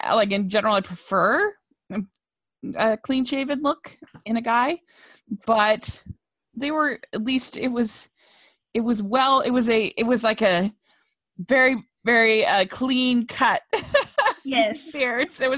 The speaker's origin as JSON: {"language": "English", "region": "South Carolina", "country": "United States", "said": "I'm from South Carolina"}